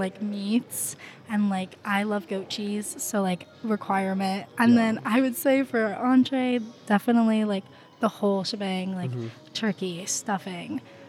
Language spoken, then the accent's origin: English; Hartford, Connecticut, United States; I'm from Hartford, Connecticut.